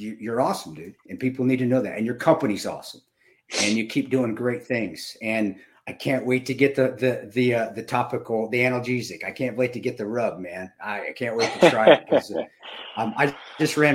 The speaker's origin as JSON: {"language": "English", "town": "Delta", "region": "Colorado", "country": "United States", "tie": "born or raised there", "said": "when I was growing up in Delta"}